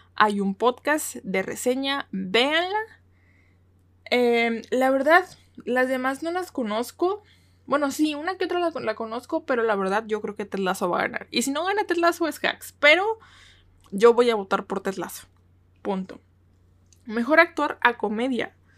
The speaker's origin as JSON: {"language": "Spanish", "country": "Mexico", "said": "soy de México, porque su servidora es de México"}